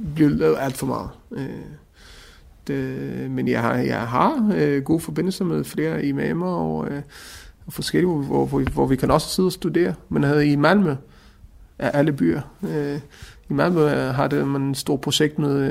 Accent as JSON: {"language": "Danish", "country": "Israel", "tie": "born or raised there", "moved": "yes", "lives_now": "Denmark", "said": "jeg er også et etnisk dansk, selvom jeg er opvokset i Israel, men begge mine forældre er etnisk danskere"}